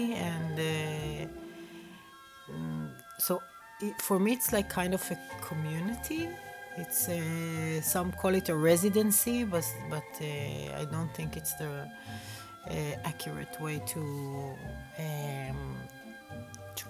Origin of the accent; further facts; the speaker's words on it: Israel; now in Berlin, Germany; I'm originally from Israel, but now I'm based in Berlin